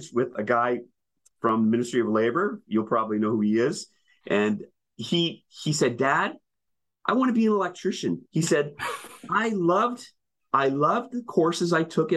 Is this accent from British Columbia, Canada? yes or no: no; Winnipeg, Manitoba, Canada; now in Ontario, Canada; I'm originally from Winnipeg. I went to what was called the vocational school.